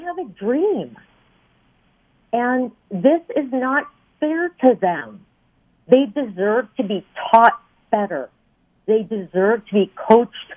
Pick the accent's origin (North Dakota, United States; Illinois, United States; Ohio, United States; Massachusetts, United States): North Dakota, United States; Fargo; moved away as an adult; now in Louisville, United States; I grew up in Fargo, North Dakota. We moved to Louisville in 2001